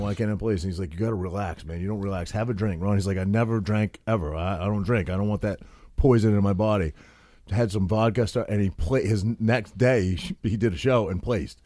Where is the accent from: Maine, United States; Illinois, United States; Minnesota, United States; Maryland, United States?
Maine, United States; moved away as an adult; now in New Jersey, United States; growing up in Maine when I was maybe, like, twenty-one